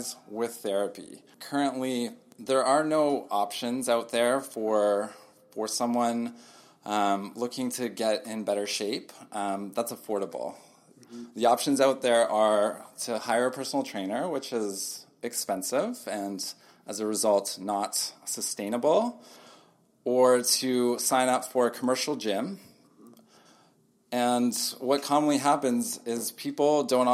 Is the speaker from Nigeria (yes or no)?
no; Richmond Hill, Ontario, Canada; moved away as an adult; also born or lived in Toronto; now in Kelowna, Canada; born and raised in Richmond Hill, which is just north of Toronto